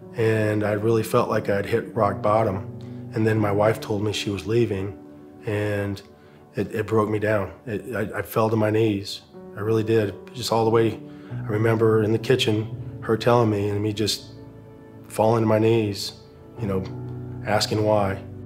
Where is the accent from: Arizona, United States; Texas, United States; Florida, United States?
Arizona, United States; Phoenix; moved away as an adult; now in Charlotte, United States; we were in Phoenix, Arizona, which is where I'm originally from, in front of my home crowd, uh, my hometown